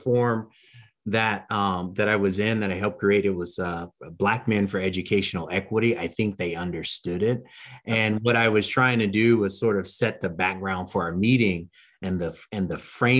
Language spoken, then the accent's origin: English; Los Angeles, California, United States; I am a Marine Corps veteran. I was born and raised in South Central Los Angeles.